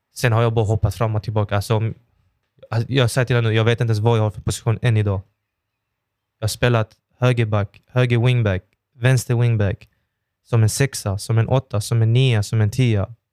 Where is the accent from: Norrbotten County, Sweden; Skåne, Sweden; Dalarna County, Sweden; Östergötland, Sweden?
Skåne, Sweden; Malmö; jag är ju född och uppvuxen i Oxie